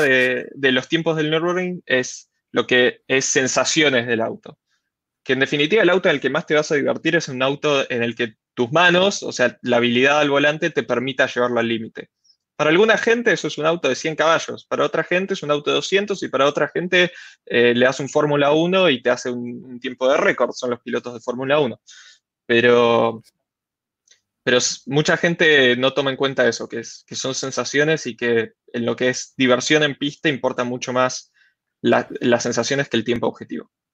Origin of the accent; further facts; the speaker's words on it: Rosario, Santa Fe, Argentina; como buen, buen rosarino